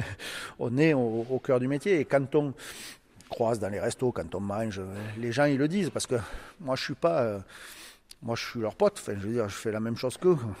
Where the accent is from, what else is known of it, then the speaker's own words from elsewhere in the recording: Toulouse, Occitania, France; accent: toulousain; Avec l'accent toulousain, au nord de la Suède